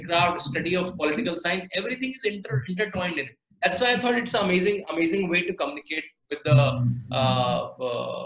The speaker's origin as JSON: {"language": "English", "town": "Rishikesh", "region": "Uttarakhand", "country": "India", "tie": "born or raised there", "said": "I'm born and brought up in Rishikesh, a very spiritual, dharmic place"}